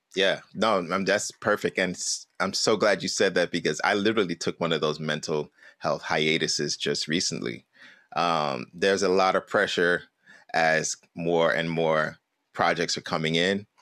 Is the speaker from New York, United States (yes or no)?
yes; New York City, New York, United States; growing up in Brooklyn